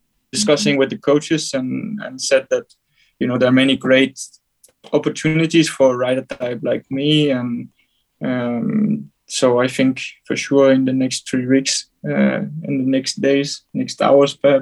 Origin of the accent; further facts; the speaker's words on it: Denmark; I'm from Denmark